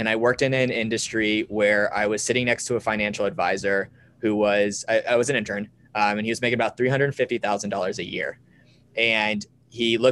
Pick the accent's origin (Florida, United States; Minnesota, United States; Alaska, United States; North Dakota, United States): Florida, United States; Sarasota; I grew up in Sarasota, Florida.